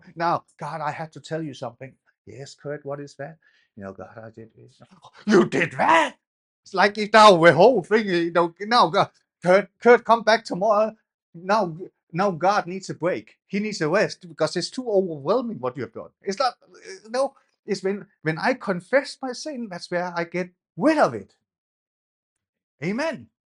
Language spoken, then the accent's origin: English; Denmark; now in England; when I grew up in Denmark, I was a dwarf